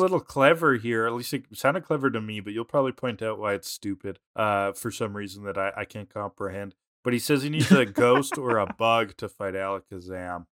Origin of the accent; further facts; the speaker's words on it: Canada; we're, we're Canadian